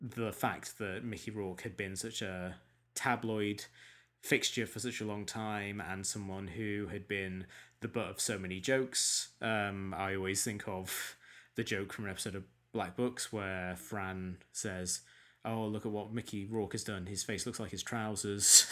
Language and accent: English; England, United Kingdom; we're both English